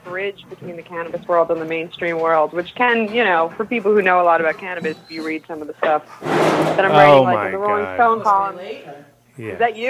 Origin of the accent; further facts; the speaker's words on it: New York, United States; moved away as an adult; now in Los Angeles, United States; Yeah, I grew up in New York. Uh-huh. I've been in LA 8 years.